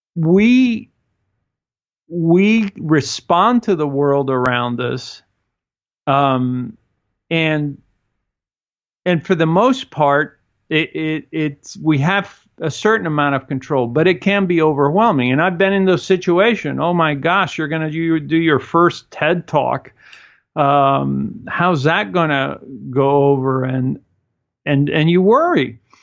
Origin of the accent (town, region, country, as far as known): Cuba; moved away